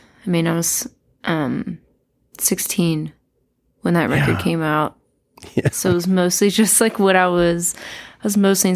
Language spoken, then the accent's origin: English; Atlanta, Georgia, United States; I feel like there's always so much music happening in Atlanta and always has been.